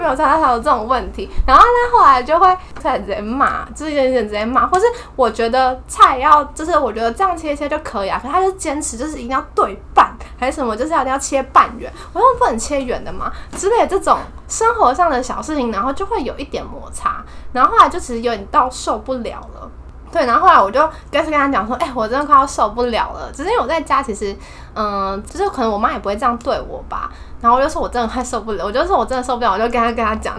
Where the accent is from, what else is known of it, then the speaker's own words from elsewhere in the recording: Taipei, Taiwan; also born or lived in Lille, France; 我是台北人，然后我大学也在台北。对，所以我就是一直住在家里